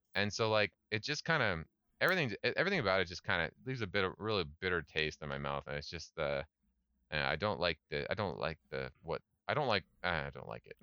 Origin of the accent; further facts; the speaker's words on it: Canada; moved away as an adult; also born or lived in Scotland; now in South Korea; I love being Canadian